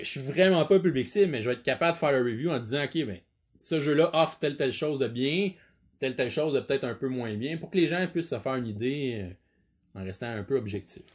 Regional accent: Quebec, Canada; je suis quelqu'un du Québec

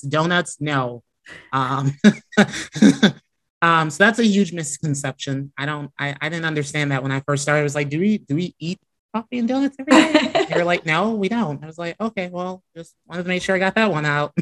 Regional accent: Chicago, Illinois, United States; now in Florida, United States; I grew up in Chicago

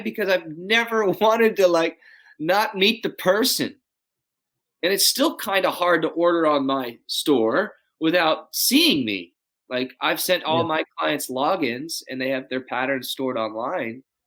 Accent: Dallas, Texas, United States; now in Austin, United States; I grew up in Dallas.

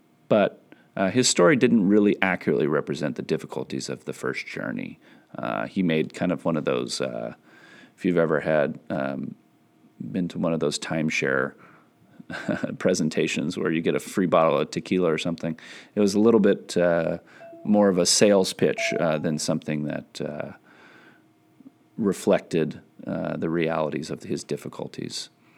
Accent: California, United States; as a Californian

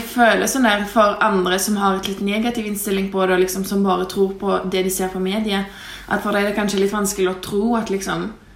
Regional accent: Lithuania; now in Norway; jeg kommer fra Litauen, men bor i Norge

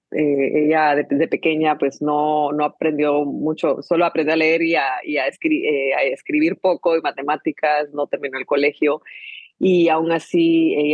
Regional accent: Guatemala; born there; me gusta simplemente decir que, que, nací en Guatemala, pero, pero realmente ya en mí hay un poquito de, de todo.

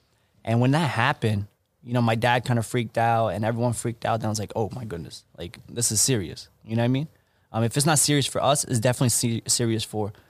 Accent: Pennsylvania, United States; But for me, I've always been, you know, growing up in Central Pennsylvania, all my friends are in New York.

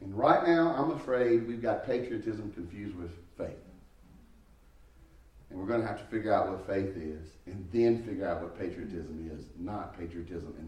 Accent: United States; I love being an American

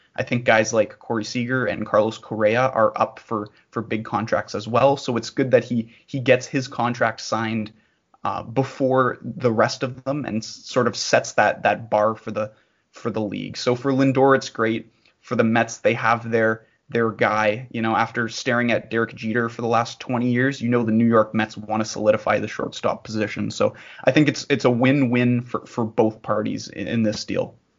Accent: bordering Michigan, Ontario, Canada; as a Canadian uh, and as a Canadian who borders Michigan

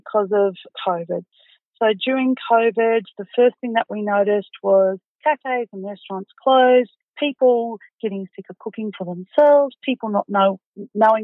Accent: Goondiwindi, Queensland, Australia; now in Toowoomba, Australia; I'm from Gundawindi.

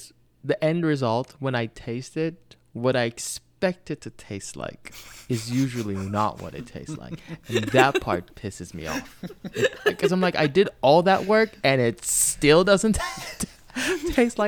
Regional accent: Nigeria; I'm Nigerian and I know what it should taste like

